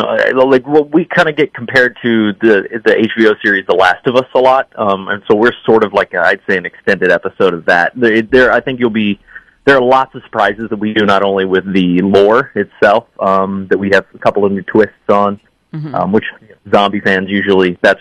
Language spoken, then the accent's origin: English; Poplar Bluff, Missouri, United States; I'm from there. I'm from Poplar Bluff